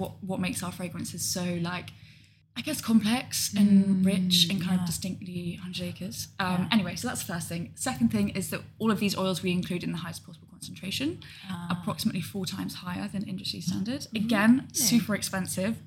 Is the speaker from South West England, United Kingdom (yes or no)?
yes; Gloucestershire, South West England, United Kingdom; also born or lived in London; I grew up in Gloucestershire. Family live there. Grandparents live there. Went to school there.